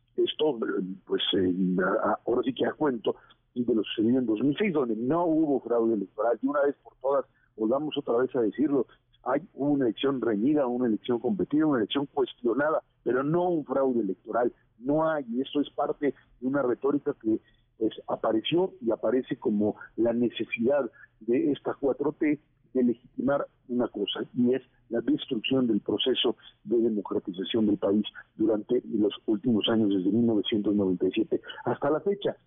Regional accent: Mexico; como sociedad mexicana

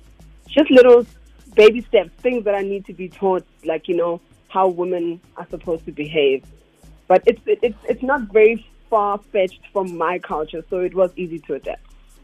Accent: KwaMashu, KwaZulu-Natal, South Africa; I'm Zulu. I'm from KwaZulu-Natal. I'm from KwaMashu.

